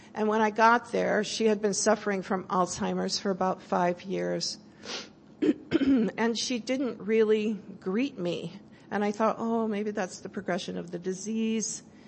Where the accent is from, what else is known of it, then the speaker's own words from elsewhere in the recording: California, United States; I'm from California